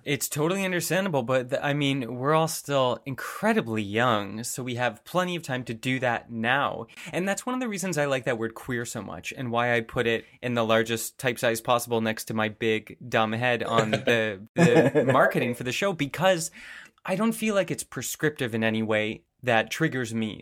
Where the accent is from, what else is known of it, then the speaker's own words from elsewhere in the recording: suburb of Toronto, Ontario, Canada; coming from, you know, a suburb of Toronto